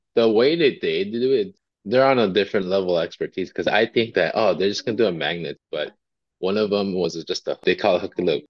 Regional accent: Montebello, California, United States; So I am born and raised in Los Angeles. I grew up in a city called Montebello, just east of Los Angeles

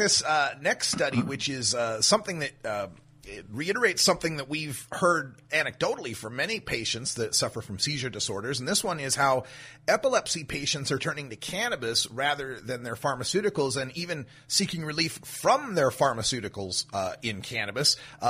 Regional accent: Oregon, United States; the first one comes from my home state of Oregon, where our Measure 91 mandated a earmark of money

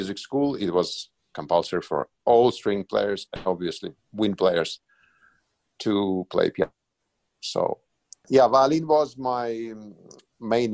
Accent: Moscow, Russia; moved away; also born or lived in Helsinki; I was born in Moscow

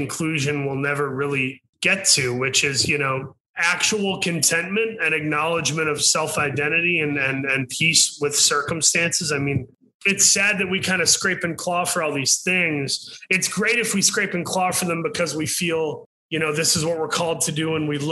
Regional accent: Saginaw, Michigan, United States; moved away; I'm from Saginaw, Michigan

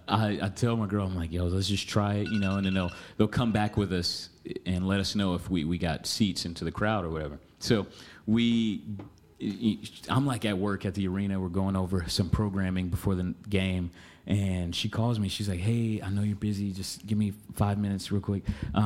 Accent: Oklahoma, United States; also born or lived in California; So all of my family are like Lakers fans. And it's like, I was raised in Oklahoma.

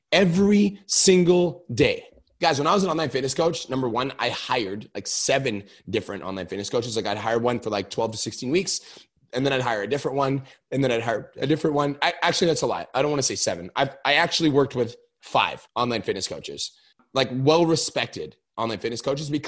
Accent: Canada; I'm Canadian.

